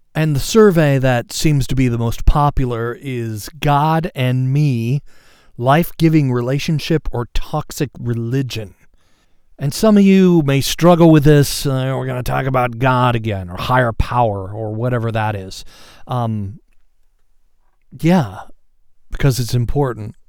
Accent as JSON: {"language": "English", "town": "Seattle", "region": "Washington", "country": "United States", "said": "I'm from, uh, and live in the Seattle area"}